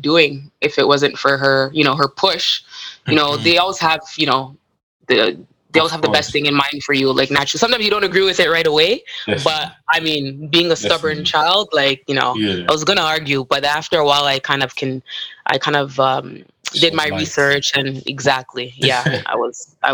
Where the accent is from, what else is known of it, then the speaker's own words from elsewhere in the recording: Toronto, Ontario, Canada; I grew up in Toronto.